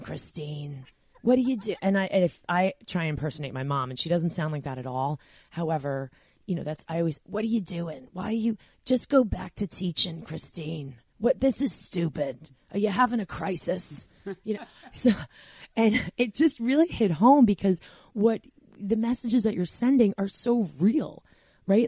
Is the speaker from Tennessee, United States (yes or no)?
no; Long Island, New York, United States; moved away as an adult; now in New Jersey, United States